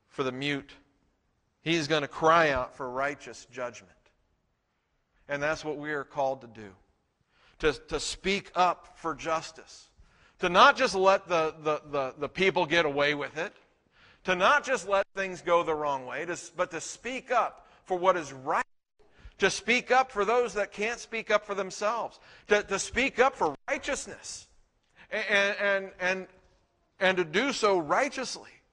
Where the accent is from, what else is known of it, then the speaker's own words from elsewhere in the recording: Texas, United States; We're from Texas